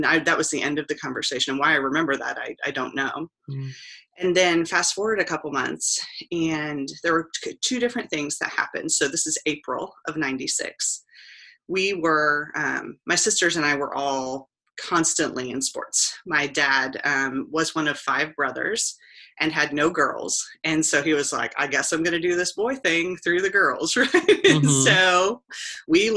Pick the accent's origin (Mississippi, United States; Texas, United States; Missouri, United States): Missouri, United States; Kansas City; moved away as an adult; also born or lived in Columbia, Missouri; now in Chillicothe, United States; I'm originally from Kansas City, Missouri